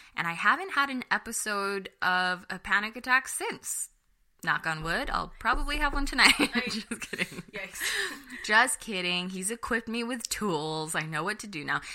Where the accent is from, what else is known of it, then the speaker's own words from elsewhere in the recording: United States; I'm Filipino American